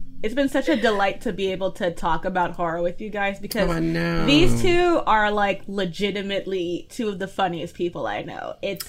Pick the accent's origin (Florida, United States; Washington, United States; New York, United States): New York, United States; New York City; I'm born and raised in Brooklyn, and I'm still there right now.